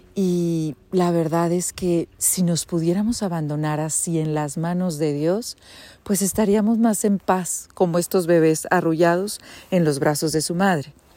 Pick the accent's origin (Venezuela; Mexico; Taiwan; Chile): Mexico; Monterrey, Nuevo León; moved away as an adult; also born or lived in United States; now in Switzerland; Soy de Monterrey, graduada del TEC de Monterrey